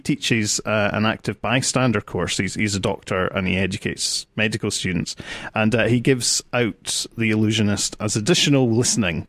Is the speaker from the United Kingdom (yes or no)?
yes; United Kingdom; as a Brit